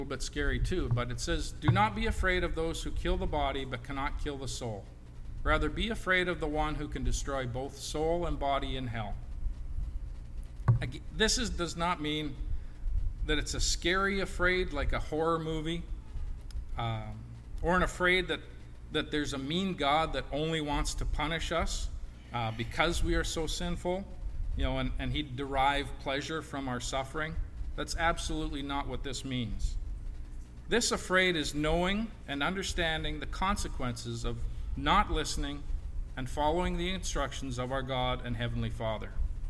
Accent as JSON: {"language": "English", "town": "Portage", "country": "United States", "tie": "born or raised there", "said": "Now, growing up in Portage, he told me that I was not to run into the street."}